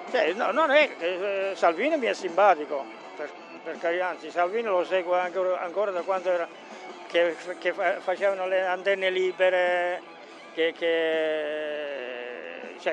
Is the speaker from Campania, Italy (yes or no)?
no; Bresso, Lombardy, Italy; Bresso, ah, Bresso di Milano.